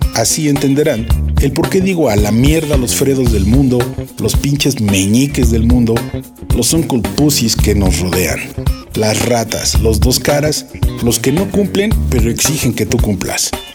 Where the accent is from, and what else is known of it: Mexico